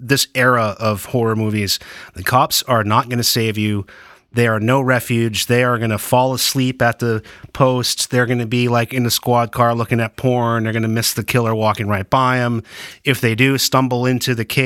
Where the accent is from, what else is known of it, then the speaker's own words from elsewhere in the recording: Maine, United States; I'm from Maine.